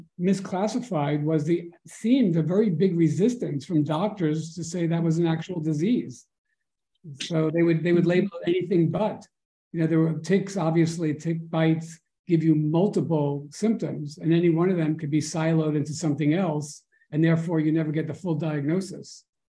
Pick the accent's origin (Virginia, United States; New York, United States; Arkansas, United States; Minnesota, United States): New York, United States; New York City; I grew up in Forest Hills, Queens. We didn't have a lot of open space there